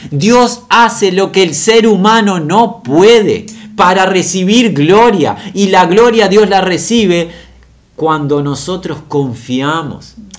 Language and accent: Spanish; Uruguay; la ciudad de nuestra nación Montevideo, en esta república pequeña, la República Oriental del Uruguay